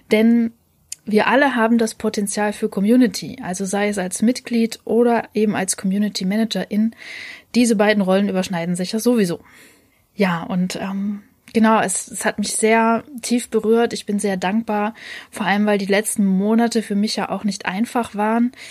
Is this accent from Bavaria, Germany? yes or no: no; Leipzig, Saxony, Germany; Ich als Leipzigerin darf trotzdem mitmachen.